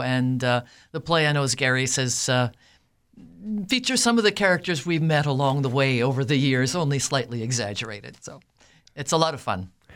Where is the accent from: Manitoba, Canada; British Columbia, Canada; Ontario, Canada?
Manitoba, Canada; Winkler; also born or lived in Altona, Manitoba; I was born in Altona, grew up in the Winkler area, went to high school here.